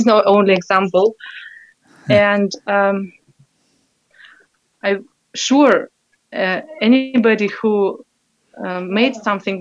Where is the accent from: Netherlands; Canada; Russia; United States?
Russia; English is a second language; now in Austria; I'm from Russia. Now I live in Austria with my husband and four children near Vienna in small village